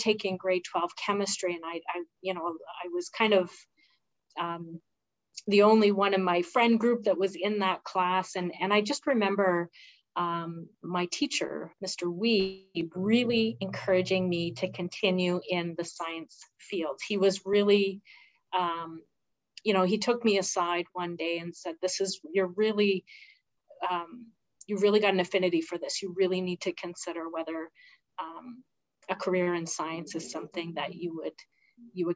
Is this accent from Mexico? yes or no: no; Blind River, Ontario, Canada; moved away as an adult; also born or lived in Sault Ste. Marie, Canada; now in Sudbury, Canada; I grew up in a very rural community